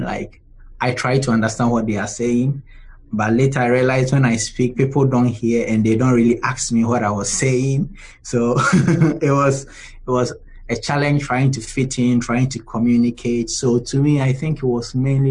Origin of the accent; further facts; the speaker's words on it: Ghana; moved away as an adult; now in Birmingham, United States; I'm from Ghana